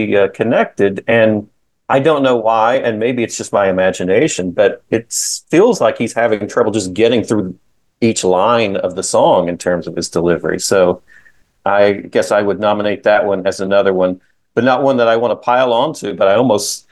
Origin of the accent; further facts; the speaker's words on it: Cincinnati, Ohio, United States; that's just my hometown